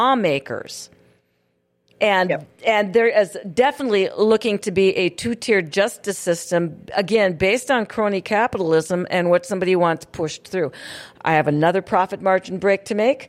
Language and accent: English; Hillsboro, North Dakota, United States; currently in my hometown of Hillsboro